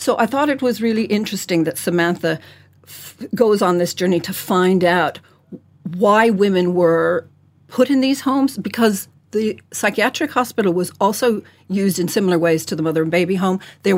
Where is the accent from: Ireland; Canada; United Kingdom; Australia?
Ireland; also born or lived in United States; I'm Irish, but I didn't always live here